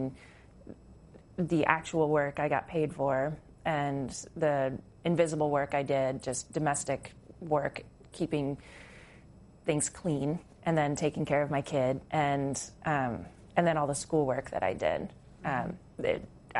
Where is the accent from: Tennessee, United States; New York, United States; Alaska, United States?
Alaska, United States; moved away; also born or lived in Port Townsend, Washington / Montana; I grew up in Alaska, and I moved out of Alaska with the intention to move to Montana